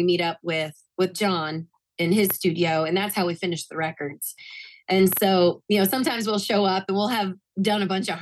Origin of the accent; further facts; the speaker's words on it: Tampa, Florida, United States; moved away as an adult; growing up in Florida, I grew up listening to lots of we had like three really good oldie stations when I was a kid